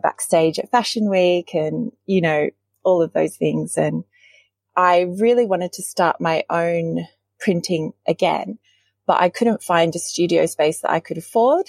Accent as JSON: {"language": "English", "town": "Sydney", "region": "New South Wales", "country": "Australia", "tie": "born or raised there", "also_born_or_lived": "Lancashire, England", "said": "my sort of earliest real memories are of Australia and growing up on the Northern Beaches."}